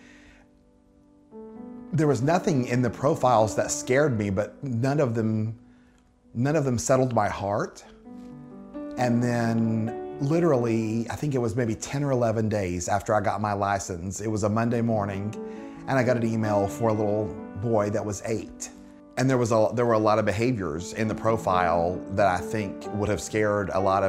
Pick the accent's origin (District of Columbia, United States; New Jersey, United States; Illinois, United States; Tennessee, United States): Tennessee, United States; I grew up in outside of Chattanooga, Tennessee, and in high school was voted to be most likely to be married by my sophomore year in college.